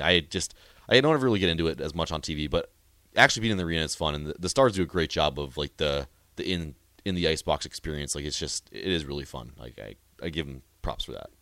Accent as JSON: {"language": "English", "town": "Tioga", "region": "North Dakota", "country": "United States", "moved": "as an adult", "lives_now": "Lincoln, United States", "said": "I'm from Tioga, North Dakota. It's a little town of about a thousand people up in the northwest corner"}